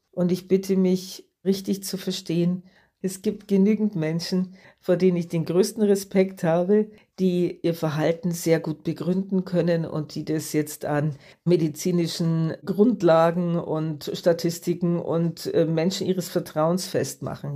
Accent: Germany; bei uns in Deutschland

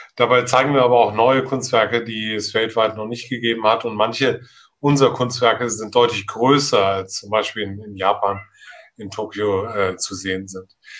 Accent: Hamburg, Germany; in meiner Heimatstadt

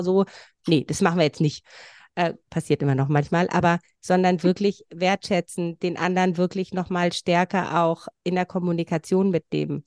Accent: Transylvania, Romania; now in Germany; Ich komme von woanders. Also ich komme aus Rumänien, da von so einem kleinen Volksstamm.

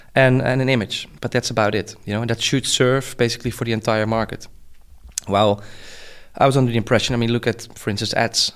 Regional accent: Netherlands; I'm from the Netherlands

